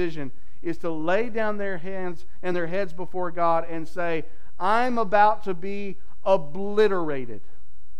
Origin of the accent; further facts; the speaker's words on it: Texas, United States; my home state of Texas